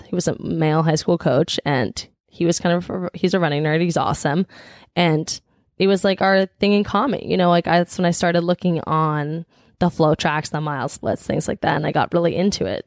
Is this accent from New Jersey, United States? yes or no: yes; New Jersey, United States; now in Boston, United States; I'm from New Jersey.